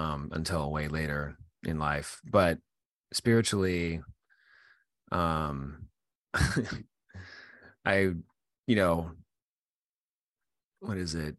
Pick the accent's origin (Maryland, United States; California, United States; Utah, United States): Utah, United States; now in Virginia, United States; I grew up in Utah and I live in Virginia now, but I grew up in Utah